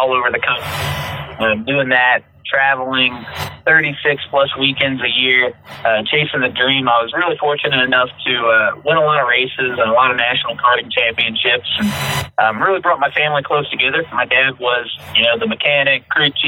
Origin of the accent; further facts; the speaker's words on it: St. Louis, Missouri, United States; Growing up in St. Louis, Missouri, in the Midwest